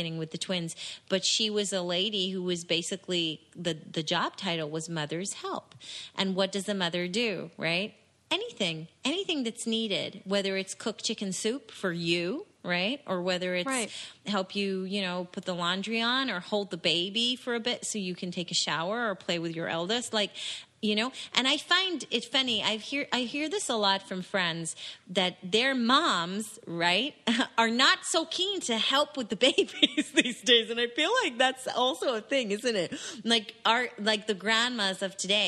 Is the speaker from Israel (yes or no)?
yes; Israel; now in England; I grew up in Israel